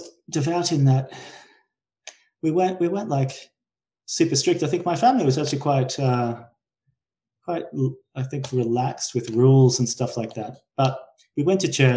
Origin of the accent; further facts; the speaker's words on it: Brisbane, Queensland, Australia; I'm from Brisbane in Australia, which is the third biggest city